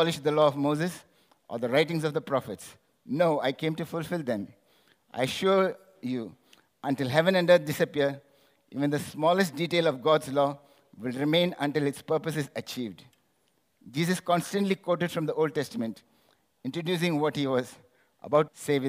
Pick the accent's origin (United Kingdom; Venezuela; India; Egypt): India; I'm from India.